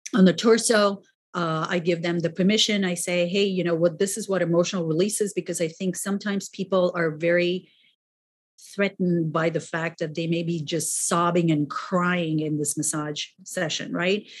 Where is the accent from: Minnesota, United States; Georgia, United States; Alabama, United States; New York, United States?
New York, United States; New York City; I'm also a New Yorker.